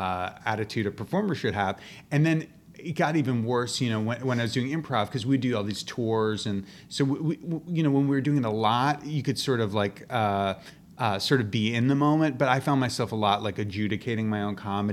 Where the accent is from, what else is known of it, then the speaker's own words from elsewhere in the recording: New York City, New York, United States; I grew up in New York City